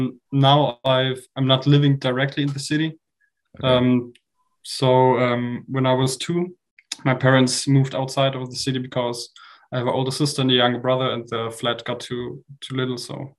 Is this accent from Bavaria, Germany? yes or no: yes; Munich, Bavaria, Germany; I'm from Munich, as already mentioned, and I'm studying physics at the Technical University of Munich.